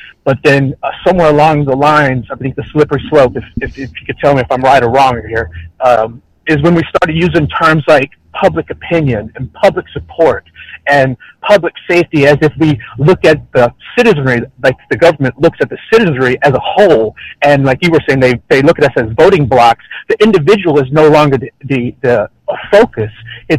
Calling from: Texas, United States; I'm out of Central Texas.

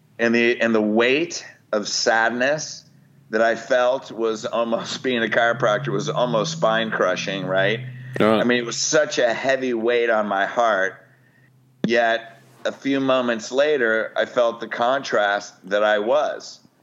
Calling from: Newport Beach, California, United States; Newport Beach, California.

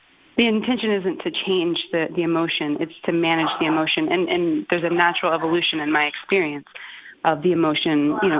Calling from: Bethel, United States; I'm calling from Bethel.

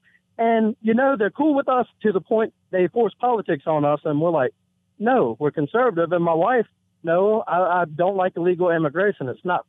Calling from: Sandston, Virginia, United States; Sandston, Virginia.

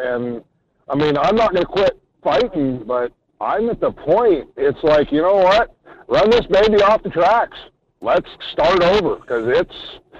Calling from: Homer, Alaska, United States; Morning, Michael. … down in Homer.

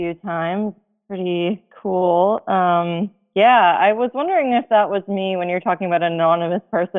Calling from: Australia; I'm calling from Australia.

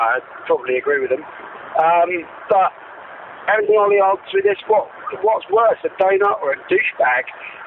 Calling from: Wellington, New Zealand; from Wellington 15, Helen and Ollie, up to this.

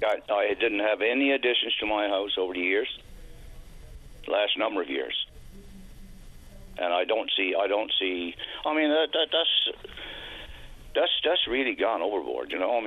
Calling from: Marystown, Newfoundland and Labrador, Canada

